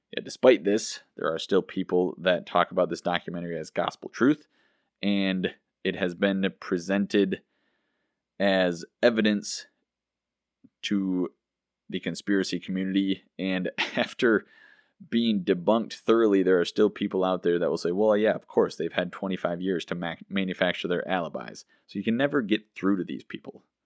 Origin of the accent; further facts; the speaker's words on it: United States; as an American citizen